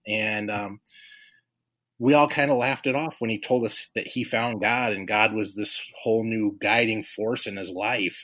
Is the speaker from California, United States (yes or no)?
yes; Los Angeles, California, United States; moved away as an adult; also born or lived in Carson, California; now in Illinois, United States; we grew up in South Central Los Angeles